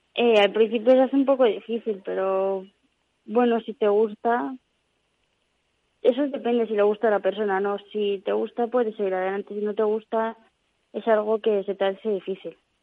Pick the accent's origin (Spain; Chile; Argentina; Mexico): Spain; Madrid, Community of Madrid; yo soy de Madrid.